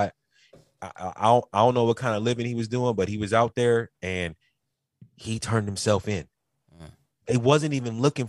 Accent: Los Angeles, California, United States; we're not from New York. We're from LA.

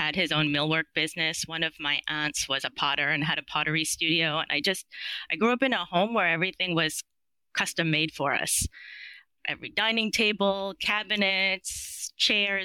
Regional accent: New York, United States; I'm from New York

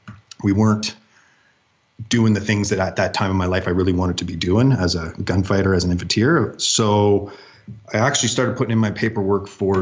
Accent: Ontario, Canada; So I was born and raised in Northern Ontario, Canada. Grew up with all the wilderness a young boy could ever need in the land of minus 40 centigrade or Fahrenheit.

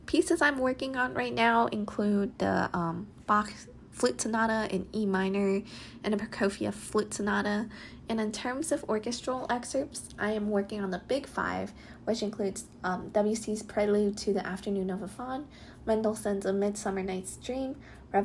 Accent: Holmdel, New Jersey, United States; moved away as an adult; now in Michigan, United States; I'm from Holmdel, New Jersey.

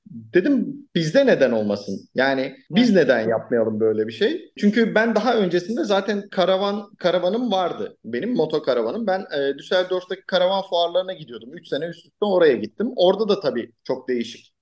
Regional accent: Ankara, Turkey; Ankara'da doğup büyüdüm.

